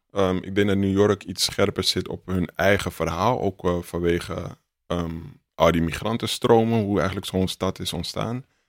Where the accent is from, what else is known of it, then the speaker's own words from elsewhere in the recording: Amsterdam, North Holland, Netherlands; Dus ik kom uit de Belmer